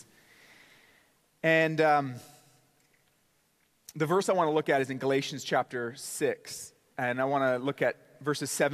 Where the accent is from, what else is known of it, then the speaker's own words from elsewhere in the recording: Port Coquitlam, British Columbia, Canada; I grew up in a town in Canada called Port Coquitlam, British Columbia